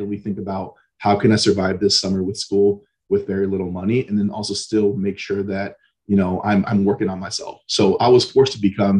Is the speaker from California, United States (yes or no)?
yes; Antioch, California, United States; So I was born and raised in Northern California. So the East Bay, so a little town called Antioch, kind of a small middle-class town.